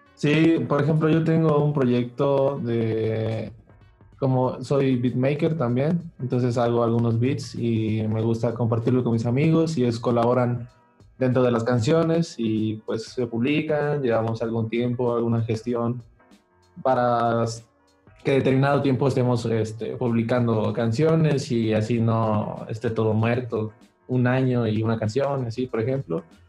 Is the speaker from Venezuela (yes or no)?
no; southern Mexico, Mexico; also born or lived in Playa del Carmen; now in Mexico City, Mexico; nosotros no, somos originarios de la Ciudad de México, venimos